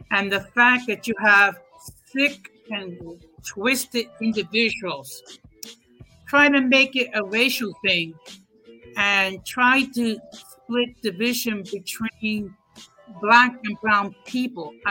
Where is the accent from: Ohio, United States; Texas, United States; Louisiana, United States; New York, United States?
New York, United States; New York City; I was born and raised in East Harlem